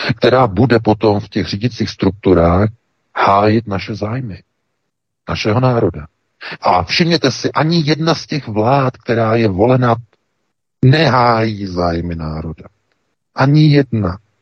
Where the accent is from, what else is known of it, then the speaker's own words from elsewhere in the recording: Czechia; my jsme přece hlavně Češi